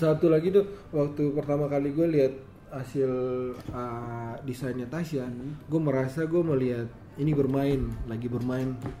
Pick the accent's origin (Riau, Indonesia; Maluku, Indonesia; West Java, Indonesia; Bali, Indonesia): Maluku, Indonesia; Ambon; gue Ambon